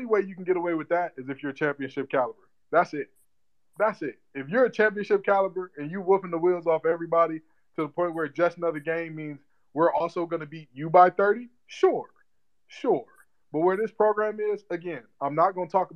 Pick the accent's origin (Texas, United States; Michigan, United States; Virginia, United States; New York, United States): Michigan, United States; Detroit; moved away as an adult; also born or lived in North Carolina; being born and raised in Detroit, Michigan